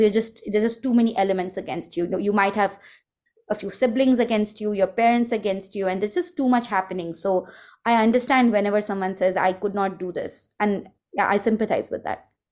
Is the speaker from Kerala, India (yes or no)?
no; Mumbai, Maharashtra, India; moved away as an adult; now in San Francisco Bay Area, United States; I grew up in Mumbai, which was a rel, it's a, it's a very big city